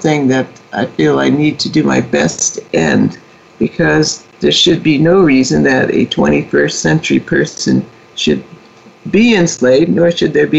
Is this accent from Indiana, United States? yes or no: yes; Indianapolis, Indiana, United States; also born or lived in Philadelphia; I was born in Philadelphia, and over my objection, my parents moved to Indianapolis. I think I screamed the whole way as a two-year-old. We moved which was the home state for both of my parents. And so began my formative years in Indianapolis